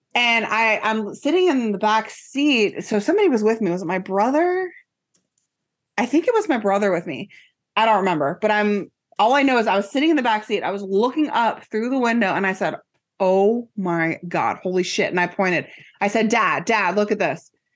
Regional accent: Silver Spring, Maryland, United States; I grew up in Silver Spring, Maryland, and it's the suburb of D C

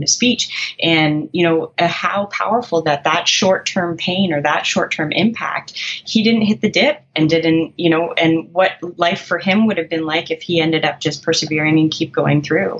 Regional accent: Canada; I'm a Canadian

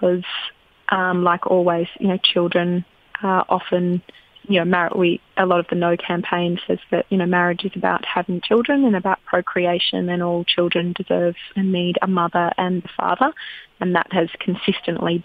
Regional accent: Australia; as an Australian

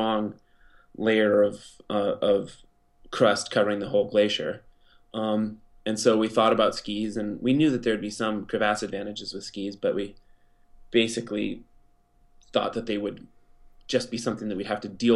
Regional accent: Fairbanks, Alaska, United States; I'm from Fairbanks, Alaska

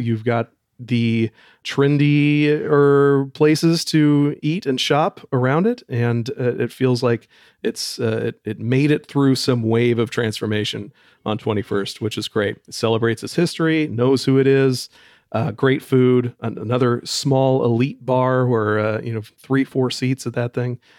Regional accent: Portland, Oregon, United States; I've lived here my whole life

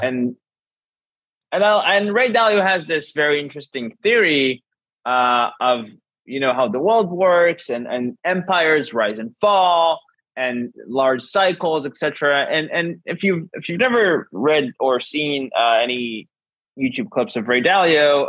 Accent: Israel; I'm from Israel.

